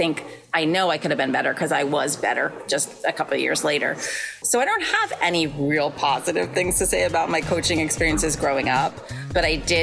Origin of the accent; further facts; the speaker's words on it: New York, United States; moved away as an adult; now in Connecticut, United States; I grew up in New York, and I actually live in Connecticut now. So I literally live about 30 minutes from where I grew up